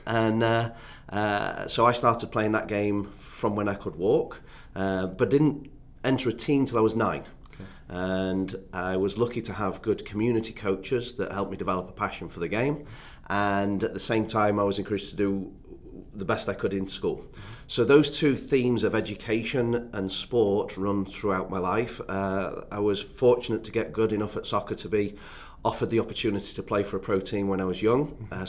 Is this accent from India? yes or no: no; Doncaster, Yorkshire and the Humber, United Kingdom; In the north of England, small town called Doncaster, really close to a city called Sheffield, and for those that know Manchester, it's about an hour away.